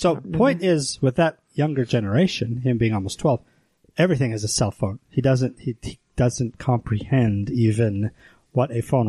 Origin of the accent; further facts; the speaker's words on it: Pocatello, Idaho, United States; When I was a kid in Pocatello